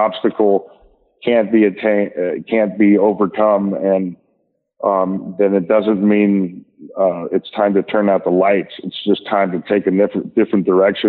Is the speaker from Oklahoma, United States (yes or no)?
yes; Tulsa, Oklahoma, United States; moved away; my hometown of Tulsa, Oklahoma